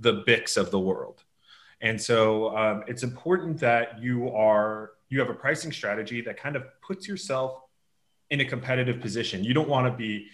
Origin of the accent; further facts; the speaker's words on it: Los Angeles, California, United States; now in Tel Aviv, Israel; I'm originally from Los Angeles, California, but living in Tel Aviv now